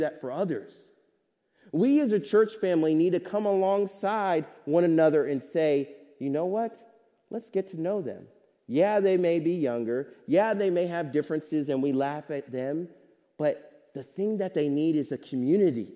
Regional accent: Kansas City, Missouri, United States; now in Hamilton, United States; my church family growing up in Kansas City, Missouri

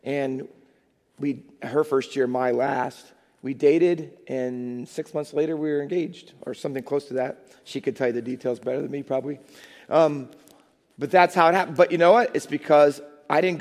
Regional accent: Ohio, United States; moved away as an adult; also born or lived in Minnesota; now in Hamilton, United States; I was from Ohio

